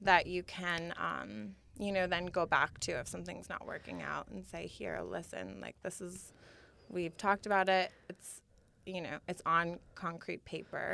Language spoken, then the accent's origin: English; Schenectady, New York, United States; my hometown of Schenectady, New York